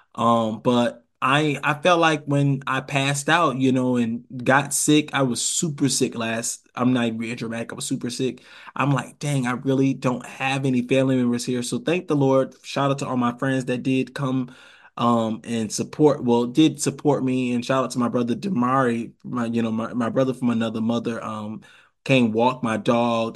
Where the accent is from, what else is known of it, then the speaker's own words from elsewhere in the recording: Rochester, New York, United States; also born or lived in Savannah, Georgia; now in Atlanta, United States; I'm from Rochester, New York